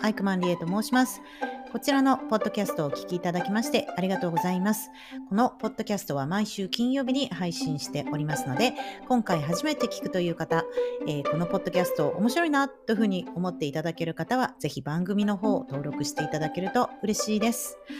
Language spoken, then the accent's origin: Japanese; Tokyo, Japan; moved away as an adult; also born or lived in Thailand / Okinawa; 私、東京でずっと育ってい